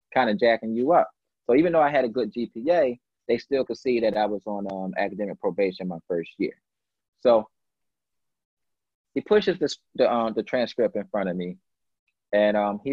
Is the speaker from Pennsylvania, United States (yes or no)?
yes; Philadelphia, Pennsylvania, United States; I'm the kid from North Philly